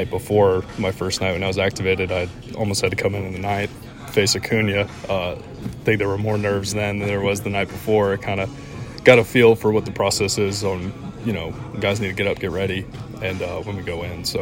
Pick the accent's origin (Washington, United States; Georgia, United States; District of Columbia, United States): Georgia, United States; Atlanta; Just the guys I grew up rooting for in Atlanta.